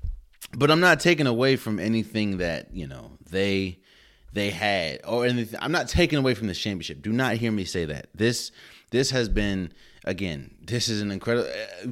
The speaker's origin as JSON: {"language": "English", "region": "Maryland", "country": "United States", "tie": "born or raised there", "said": "Everyone knows I was born and raised in Maryland."}